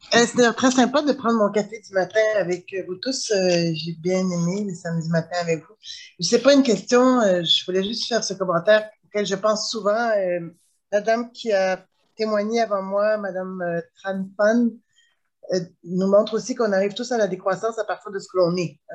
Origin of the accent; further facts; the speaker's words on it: Quebec, Canada; je suis née ici au Québec et de parents très, très militants